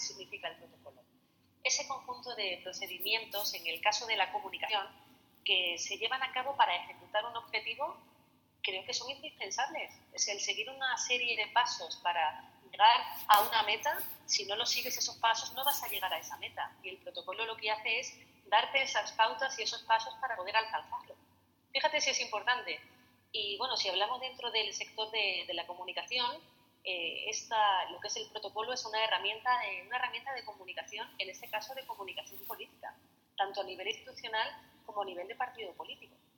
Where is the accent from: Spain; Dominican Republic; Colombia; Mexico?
Spain; cómo somos los españoles